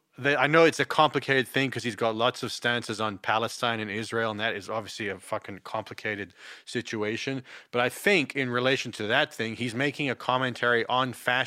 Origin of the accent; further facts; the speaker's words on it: England, United Kingdom; born there; No, I was born in England. In England.